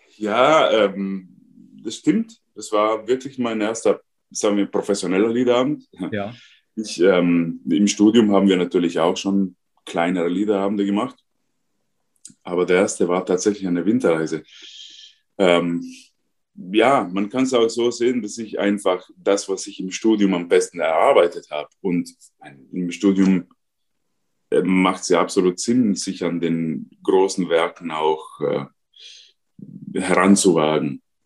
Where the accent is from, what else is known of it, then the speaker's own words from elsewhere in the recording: South Tyrol, Trentino-Alto Adige, Italy; first language Ladin; German is a second language; now in Austria; Ich bin ein Südtiroler ladinischer Muttersprache